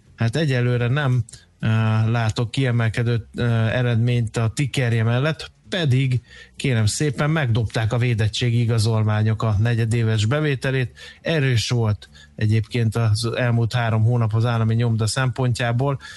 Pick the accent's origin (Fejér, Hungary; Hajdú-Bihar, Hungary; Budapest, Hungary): Fejér, Hungary; Dunaújváros; Dunajvárosba, szülővárosomba